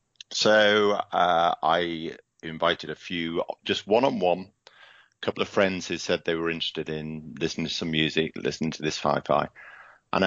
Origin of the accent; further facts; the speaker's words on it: Liverpool, North West England, United Kingdom; born there; accent: British; moved away as an adult; now in Seattle, United States; Okay, so I'm, as you can hear from the accent, I'm a Brit. I currently live in Seattle and have for the last 7 years with my wife, Laura.